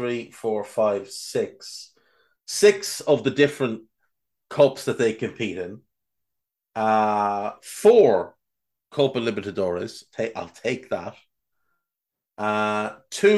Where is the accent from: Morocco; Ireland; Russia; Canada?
Ireland; an Irish person